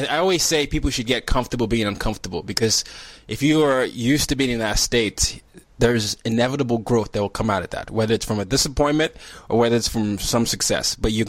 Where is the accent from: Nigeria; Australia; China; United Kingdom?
Nigeria; I'm Nigerian, to what's happened in Nigeria